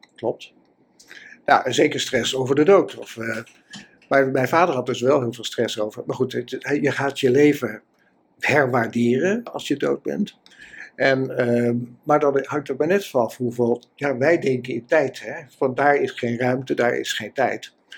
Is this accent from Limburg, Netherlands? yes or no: no; Utrecht, Netherlands; ik kom uit Utrecht